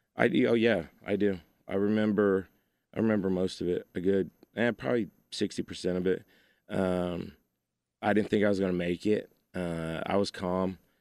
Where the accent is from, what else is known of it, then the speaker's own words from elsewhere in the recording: Keller, Texas, United States; now in Joshua, United States; I was from Keller at the time. Now I live in Joshua